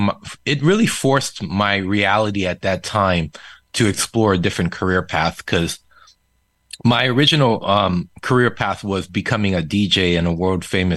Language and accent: English; Seoul, South Korea; first language Korean; English is a second language; moved away as an adult; He was stationed overseas in Yongsan, Seoul, Korea for the longest. So I was really born and raised in Korea, Korean being my first language and then English being my second.